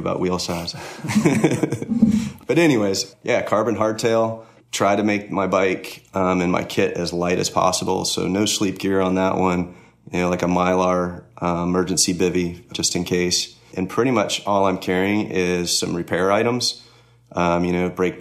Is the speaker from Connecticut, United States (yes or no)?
yes; Connecticut, United States; also born or lived in Florida; now in Georgia, United States; I grew up in Connecticut, but I ended up in Florida for 5 or 6 years before I moved to Georgia